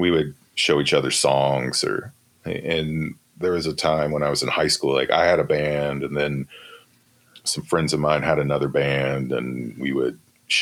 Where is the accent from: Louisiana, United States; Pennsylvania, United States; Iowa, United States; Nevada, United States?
Louisiana, United States; Shreveport; moved away; also born or lived in Austin, Texas; I grew up in Shreveport, Louisiana